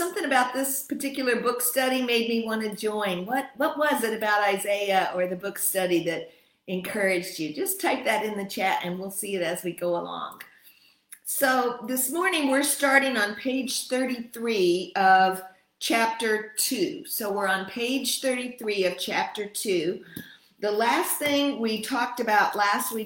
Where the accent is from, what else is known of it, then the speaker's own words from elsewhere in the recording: United States; also born or lived in Texas / Michigan; now in Rome, Italy; I'm from U.S., Texas, Michigan